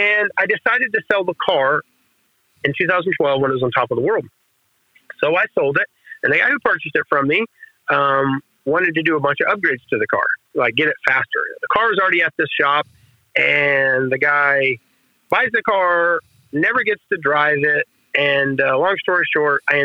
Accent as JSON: {"language": "English", "town": "Velma", "region": "Oklahoma", "country": "United States", "tie": "born or raised there", "said": "I grew up in Velma, Helma, Oklahoma"}